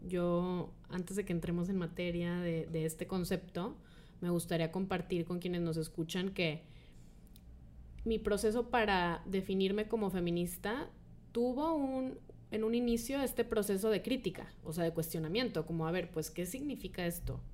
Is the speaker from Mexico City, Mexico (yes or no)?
no; Monterrey, Nuevo León, Mexico; aquí en Monterrey, que estamos aquí de hecho las tres en Monterrey, las tres nacimos en Monterrey